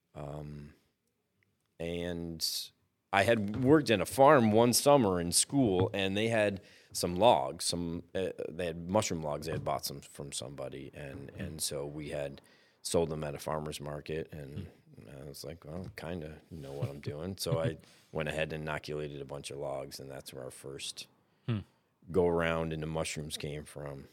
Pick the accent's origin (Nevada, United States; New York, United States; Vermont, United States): New York, United States; Chittenango; also born or lived in Binghamton; I grew up in Chittenango